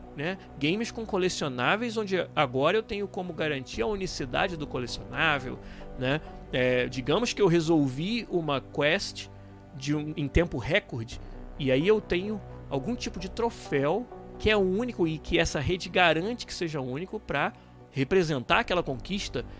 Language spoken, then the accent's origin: Portuguese; Rio de Janeiro, Brazil; Eu sou do estado do Rio